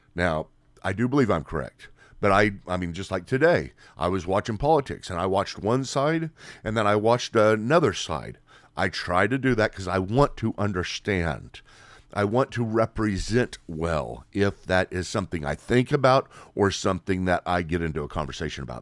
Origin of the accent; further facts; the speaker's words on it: United States; Here in America